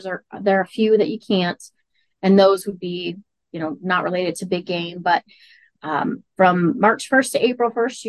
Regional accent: Montana, United States; I am born and raised in Montana, lived, here my whole life

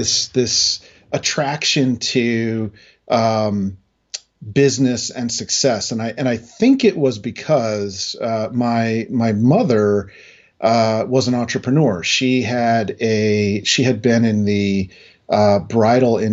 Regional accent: New Hampshire, United States; moved away; also born or lived in New Jersey / Boston; I was actually born in New Jersey, grew up in New Hampshire, built my career in Boston

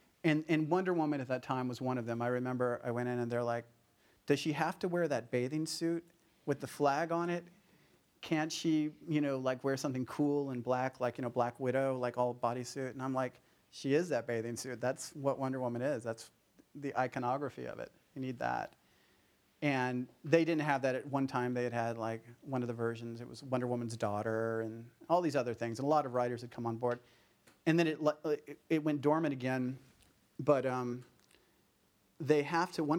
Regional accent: Lubbock, Texas, United States; moved away; being a kid growing up in Lubbock

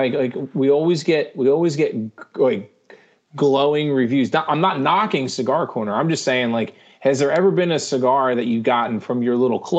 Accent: Northeast, United States; we're from the Northeast.

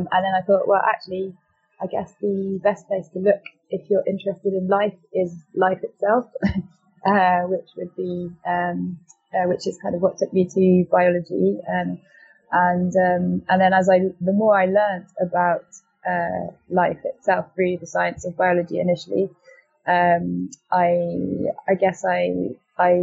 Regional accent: France; moved away as an adult; also born or lived in United Kingdom; I was brought up in France and went to a French international school, did the French baccalaureate before coming to university

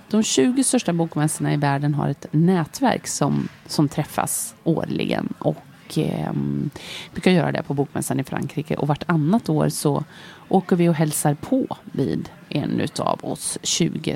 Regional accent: Lidköping, Västra Götaland, Sweden; moved away as an adult; also born or lived in Switzerland / Stockholm; Jag är född och uppväxt i Lidköping, men jag hade bott därifrån i många år.

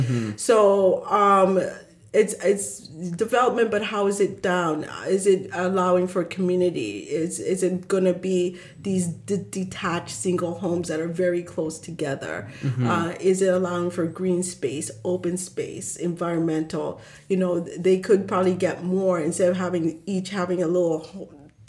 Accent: Zimbabwe; moved away; When I lived in Sudbury, I love telling this story, but we moved and we're coming from Zimbabwe.

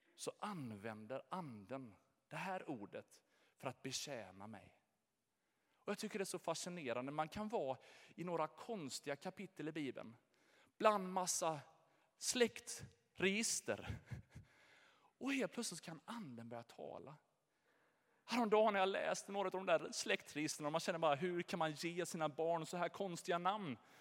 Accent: Jönköping, Jönköping County, Sweden; Jag är född här i Jönköping, jag har Ljungarum i mitt pass, jag har bott innanför Sveriges gränser hela mitt liv.

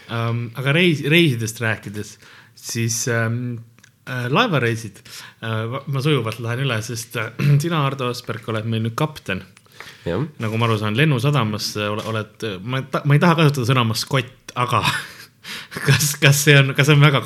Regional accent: Estonia; mina ütlen Godot, sest ma olen eestlane.

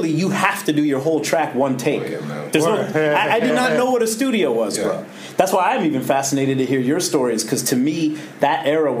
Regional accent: Toronto, Ontario, Canada; I grew up, like, till I was about 9 at Don Mills and Steeles, and then moved to McCown and Steeles, which is just down the road. So basically the border of Scarborough into Scarborough

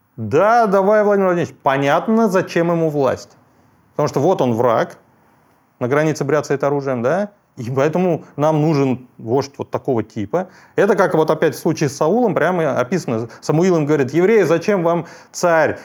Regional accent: Bashkortostan, Russia; moved away; я же из Башкирии родом и долгие годы там работал

